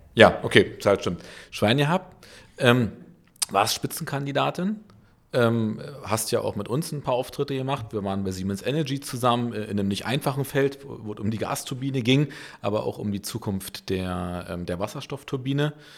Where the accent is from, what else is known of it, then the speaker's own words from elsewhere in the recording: Berlin, Germany; als geborener Köpenicker aus Berlin